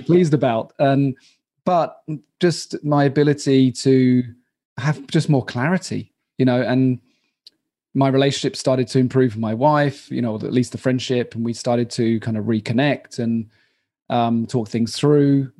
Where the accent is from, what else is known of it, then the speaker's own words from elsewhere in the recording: Royal Tunbridge Wells, South East England, United Kingdom; moved away as an adult; also born or lived in London; now in Prague, Czech Republic; I'm from Royal Tunbridge Wells